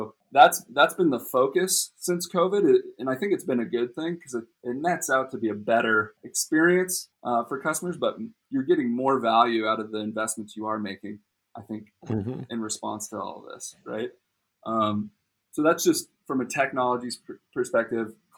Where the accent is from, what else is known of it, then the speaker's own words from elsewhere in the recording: Costa Mesa, California, United States; born and raised in Orange County in Newport, Costa Mesa area